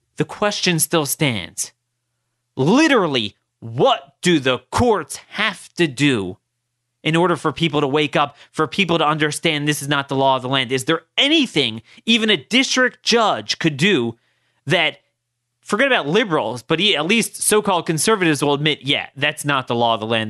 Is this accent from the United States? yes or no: yes; Maryland's third district, United States; I'm from Maryland's third district.